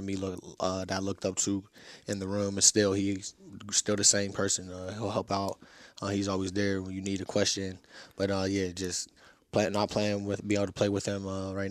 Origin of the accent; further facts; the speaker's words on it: Pittsburgh, Pennsylvania, United States; staying home and playing for my hometown